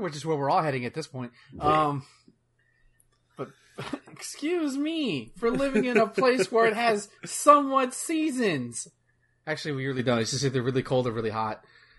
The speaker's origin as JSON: {"language": "English", "region": "the South", "country": "United States", "said": "I'm from the south."}